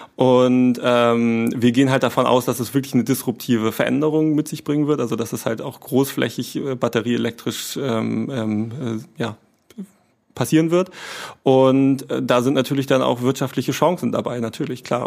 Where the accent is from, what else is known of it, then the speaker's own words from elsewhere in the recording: Kappeln, Schleswig-Holstein, Germany; also born or lived in Kiel; now in Flensburg, Germany; ich bin in Kappeln geboren tatsächlich, ähm, habe in Kiel studiert, also bin auch nicht so weit gekommen, ähm, bin immer treu geblieben äh, in Schleswig-Holstein